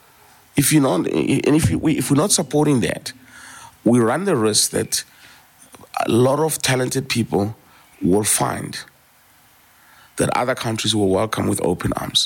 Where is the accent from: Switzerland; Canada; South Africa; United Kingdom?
South Africa; being South African